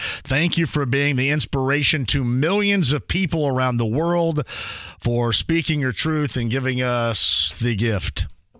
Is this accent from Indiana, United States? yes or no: yes; Indiana, United States; I'm here from Indiana